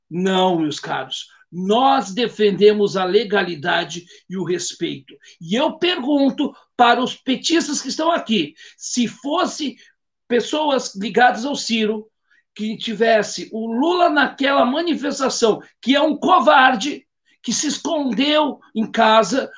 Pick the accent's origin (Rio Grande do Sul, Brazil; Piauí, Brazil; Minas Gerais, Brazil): Rio Grande do Sul, Brazil; Gaúcho; Como cidadão e como gaúcho e como brasileiro